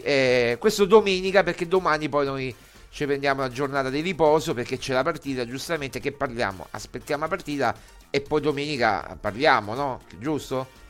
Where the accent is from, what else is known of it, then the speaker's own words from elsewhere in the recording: Rome, Lazio, Italy; io sono nato a Roma ma ho cioè, sangue calabrese